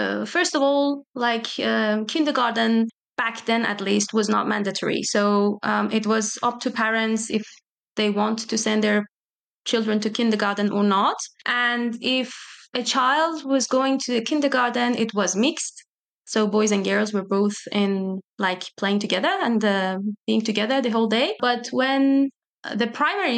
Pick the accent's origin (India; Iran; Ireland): Iran; moved away; I'm from Iran